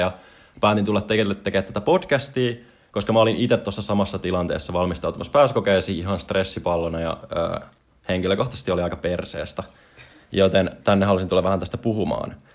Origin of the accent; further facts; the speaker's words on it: Espoo, Uusimaa, Finland; mä oon Espoosta kotoisin